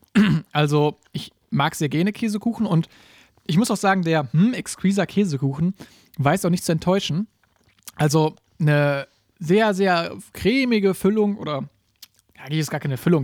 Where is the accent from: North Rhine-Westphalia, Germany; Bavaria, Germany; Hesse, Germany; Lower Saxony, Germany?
Hesse, Germany; Gießen; bei uns in Gießen